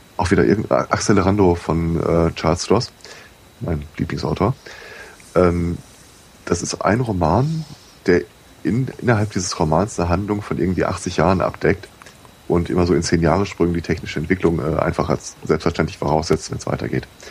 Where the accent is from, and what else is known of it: Germany; born or raised there